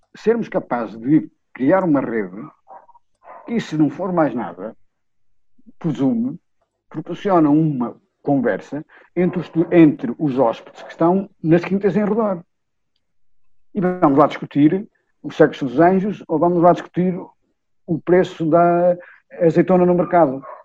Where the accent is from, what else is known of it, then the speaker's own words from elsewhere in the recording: Vila Real, Norte, Portugal; na minha Vila Real